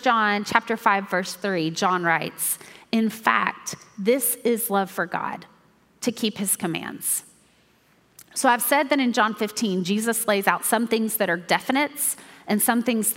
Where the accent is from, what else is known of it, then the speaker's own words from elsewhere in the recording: Mount Juliet, Tennessee, United States; I grew up here in Mount Juliet at First Baptist Church